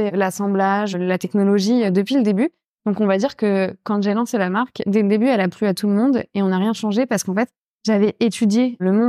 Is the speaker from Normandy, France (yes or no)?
yes; Rouen, Normandy, France; en tant que normande et rouennaise, euh, ça me tenait à cœur de travailler le lin.